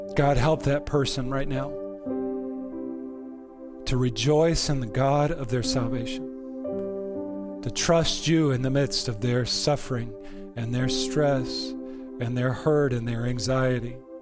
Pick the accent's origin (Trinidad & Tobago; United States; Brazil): United States; I am an American